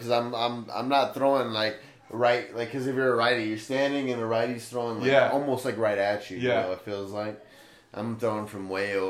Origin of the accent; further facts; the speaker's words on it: Blythe, California, United States; Yeah, I grew up in Blythe, bro. I was coming from Blythe, honestly.